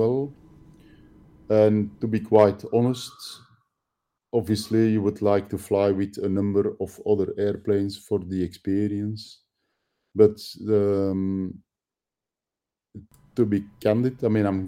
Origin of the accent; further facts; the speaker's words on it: Antwerp area, Flanders, Belgium; also born or lived in Kortrijk-Wevelgem; I'm not from the area, I'm from the Antwerp area, which is, mm-hmm. it's an hour away from Kortrijk.